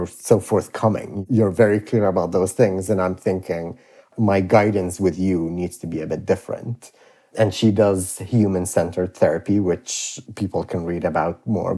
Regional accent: Iraq; when I was a kid and growing up in Iraq

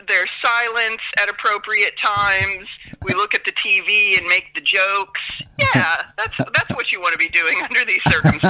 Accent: Oregon, United States; now in Ireland; I'm a proud Oregonian.

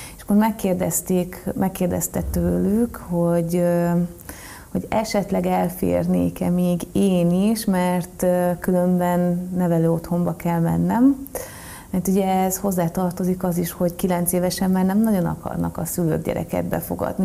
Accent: Marcali, Somogy, Hungary; moved away; onnan kerültem át egy gyerekotthonba, és a gyerekotthonból pedig Marcaliba

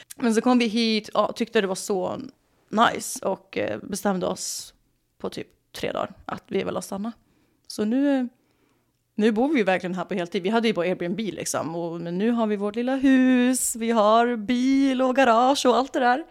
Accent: Sweden; moved away as an adult; also born or lived in New York, United States; now in Los Angeles, United States; jag var ju svensk

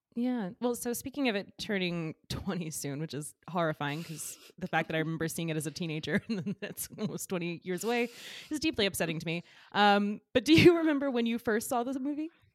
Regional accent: Georgia, United States; moved away as an adult; now in New York, United States; I'm from Georgia originally, but I've lived in New York for, like, all of my adult life, basically

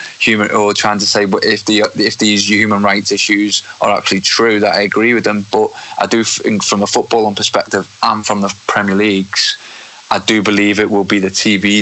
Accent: the north of England, United Kingdom; I'm from the North myself, and I've never lived in London

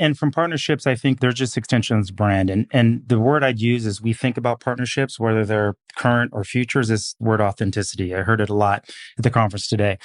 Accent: Seattle, Washington, United States; moved away; also born or lived in Portland / New York; I'm a kid from the Pacific Northwest, so grew up in Seattle

